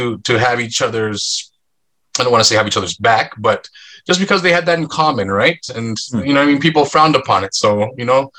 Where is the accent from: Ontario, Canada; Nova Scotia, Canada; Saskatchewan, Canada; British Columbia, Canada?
Ontario, Canada; Markham; also born or lived in North York, Ontario; We grew up in North York for a couple years. I went to grade one at the school near there, so kindergarten, grade one, and then we moved to Markham, Ontario